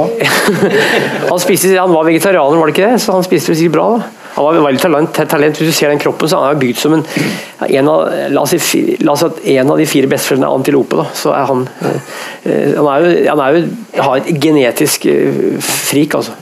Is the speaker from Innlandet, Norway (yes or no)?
yes; Hedmarken, Innlandet, Norway; Jeg er jo fra Hedmarken, og der sunt betyr Hvis bilen din er sunn, så er den ødelagt